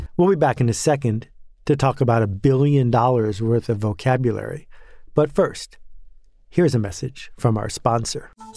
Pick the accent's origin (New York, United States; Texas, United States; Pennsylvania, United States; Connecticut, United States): New York, United States; Buffalo; I grew up in Buffalo, New York